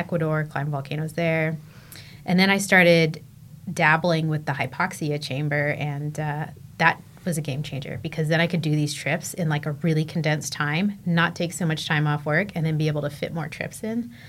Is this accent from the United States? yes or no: yes; San Diego, California, United States; moved away as an adult; also born or lived in Colorado; I grew up in San Diego. I was a beach kid.